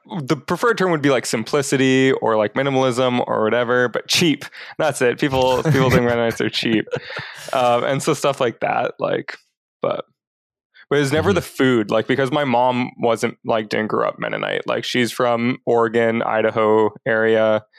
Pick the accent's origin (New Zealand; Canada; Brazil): Brazil; born there; And so I was born in Brazil because my parents were like serving overseas with what was then called MBMSI.